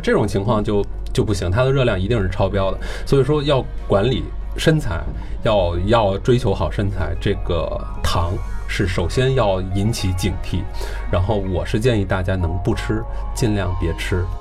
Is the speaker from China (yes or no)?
yes; China; 中国我们都知道咱们都是这个吃主食长大的